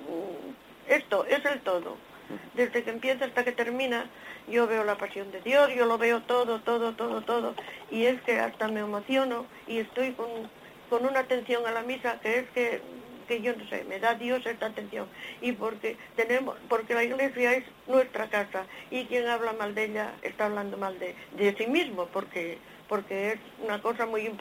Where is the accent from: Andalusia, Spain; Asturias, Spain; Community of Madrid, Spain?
Asturias, Spain; de Asturias.